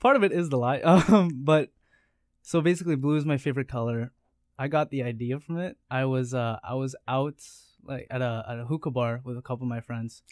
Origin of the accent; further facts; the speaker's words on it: Steinbach, Manitoba, Canada; moved away; I'm originally from Steinbach